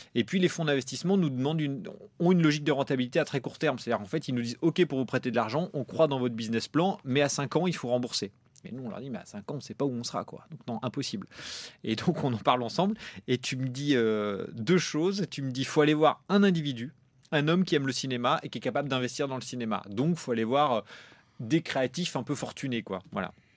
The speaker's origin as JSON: {"language": "French", "region": "Normandy", "country": "France", "tie": "born or raised there", "said": "en Normandie, là où j'ai grandi"}